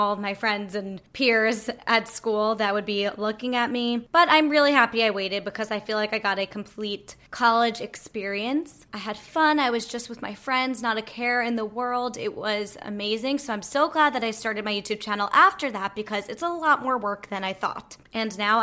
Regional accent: Long Island, New York, United States; also born or lived in New Orleans, Louisiana; now in New York City, United States; I grew up in Long Island, New York, and now I am, as I mentioned, in New York City

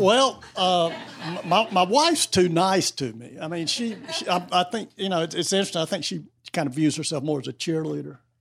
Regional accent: North Carolina, United States; I grew up in North Carolina

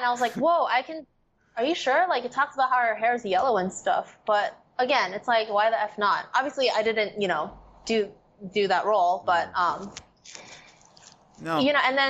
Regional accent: San Diego, California, United States; first language English; also born or lived in Korea; I'm American. Like, oh, cool. We're from San Diego.

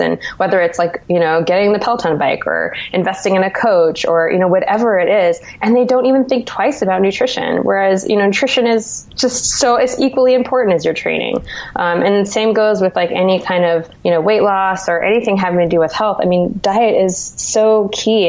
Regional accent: Santa Cruz, California, United States; now in New York, United States; I'm originally from Santa Cruz, California

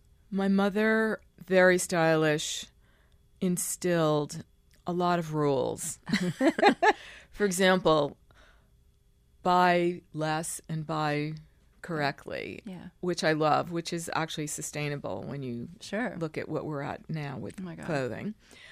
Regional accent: New York, United States; also born or lived in Long Island; Well, I was born in Manhattan.

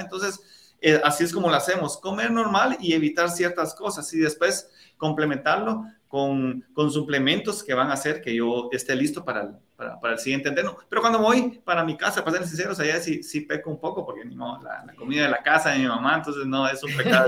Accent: La Unión, Zacapa, Guatemala; moved away; para la Unión, para mi pueblo, a poder visitar a, mis papás

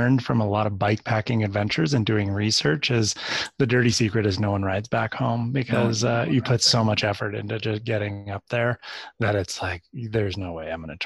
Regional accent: Santa Cruz, California, United States; I grew up in Santa Cruz, California

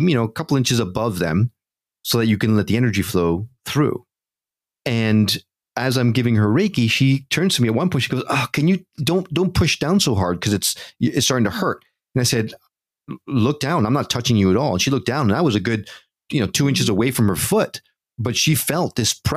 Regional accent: New York, United States; also born or lived in Connecticut; I grew up in New York and Connecticut

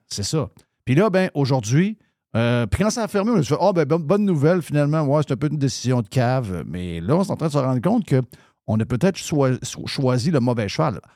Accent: Saguenay, Quebec, Canada; je viens du Saguenay

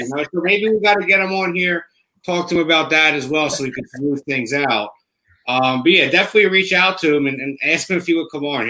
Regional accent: Cherry Hill, New Jersey, United States; also born or lived in South Philadelphia, Pennsylvania; I was born in South Philly. My whole family was born and raised there. But I was raised in Cherry Hill.

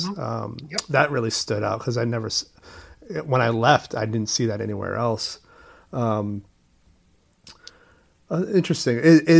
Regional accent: Portland, Maine, United States; born or raised there; now in New York, United States

